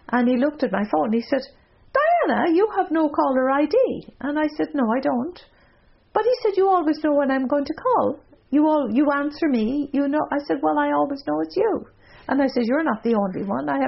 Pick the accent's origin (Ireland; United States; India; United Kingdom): Ireland; now in North America; As an Irish person